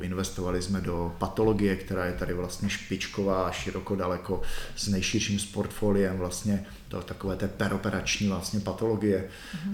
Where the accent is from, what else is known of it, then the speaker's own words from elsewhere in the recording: Czechia; My jsme si jako my Češi na to zvykli.